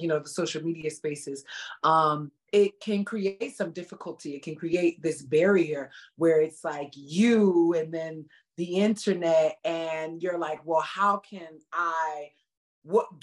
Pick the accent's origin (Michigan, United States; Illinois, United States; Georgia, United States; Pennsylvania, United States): Pennsylvania, United States; Philadelphia; moved away; also born or lived in San Francisco; I'm from North Philly, I'm from the hood